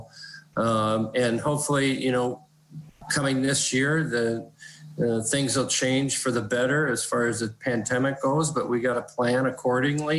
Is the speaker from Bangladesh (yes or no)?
no; South St. Paul, Minnesota, United States; where I grew up in South St. Paul, a suburb of St. Paul in Minnesota